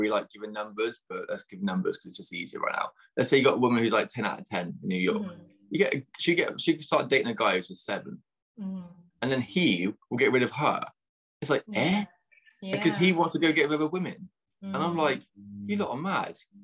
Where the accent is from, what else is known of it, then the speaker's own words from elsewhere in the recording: near Bath, South West England, United Kingdom; I grew up in England, so I'm in southwest of England, so near Bath, the Roman Baths